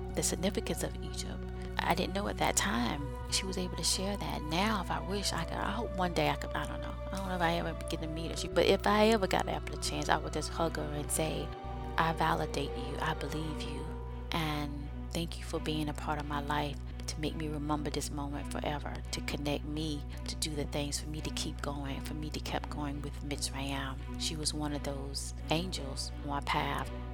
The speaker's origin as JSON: {"language": "English", "country": "United States", "said": "being African American"}